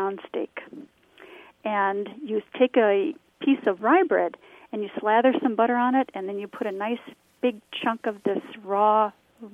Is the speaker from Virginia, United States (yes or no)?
no; Milwaukee, Wisconsin, United States; moved away; I'm originally from Milwaukee